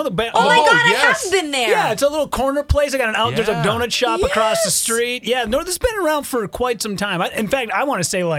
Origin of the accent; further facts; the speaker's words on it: Midwest, United States; you're screaming that we are from the Midwest.